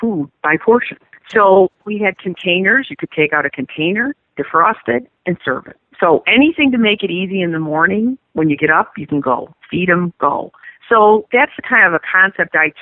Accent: Chicago, Illinois, United States; I'm from the South Side of Chicago

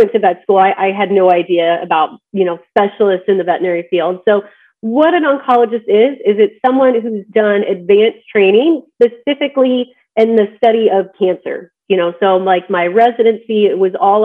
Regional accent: Midwest, United States; moved away; also born or lived in Georgia / Colorado; I'm actually from the Midwest, so I grew up on a farm

